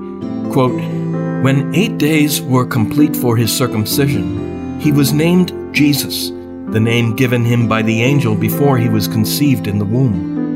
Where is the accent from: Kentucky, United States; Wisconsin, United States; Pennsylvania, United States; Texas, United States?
Wisconsin, United States; Milwaukee; The parish where I grew up in Milwaukee